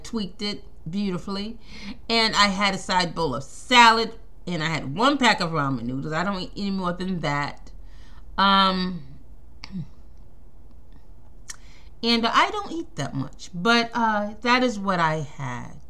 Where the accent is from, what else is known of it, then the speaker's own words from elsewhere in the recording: New York, United States; I'm from New York.